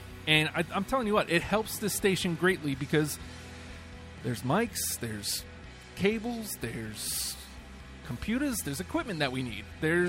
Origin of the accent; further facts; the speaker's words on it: New York, United States; now in Virginia, United States; I'm from New York, and fall there is amazing.